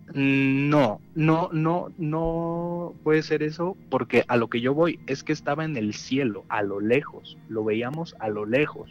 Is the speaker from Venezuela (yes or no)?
no; Mexico City, Mexico; now in Toluca, Mexico; nací allá en, el Bello DF